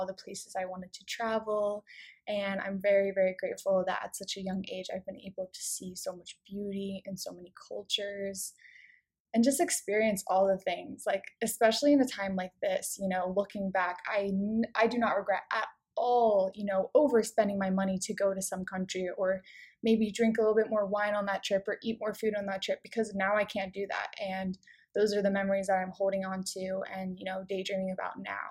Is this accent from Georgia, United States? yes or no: no; King of Prussia, Pennsylvania, United States; my hometown in King of Prussia